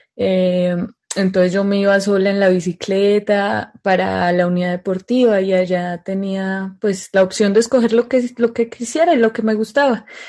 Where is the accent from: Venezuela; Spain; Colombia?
Colombia; Medellín, Antioquia; estar aquí en, mi tierrita. Yo soy de Medellín, Colombia